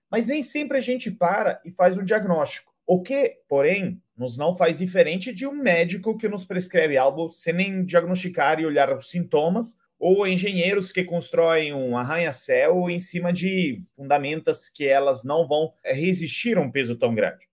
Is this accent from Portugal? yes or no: no; Italy; Portuguese is a second language; moved away as an adult; now in Brazil; sou italiano, moro há mais de 10 anos no Brasil